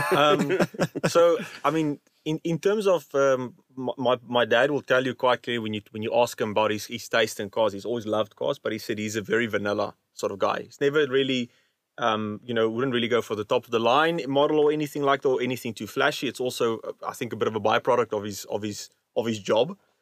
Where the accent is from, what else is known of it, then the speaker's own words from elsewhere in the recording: Overberg, Western Cape, South Africa; growing up in the Overberg